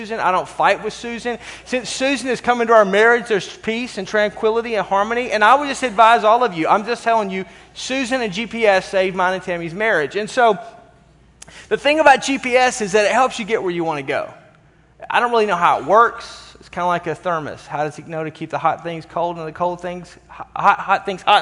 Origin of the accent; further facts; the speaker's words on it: Arkansas, United States; moved away as an adult; now in Milwaukee, United States; I grew up in Arkansas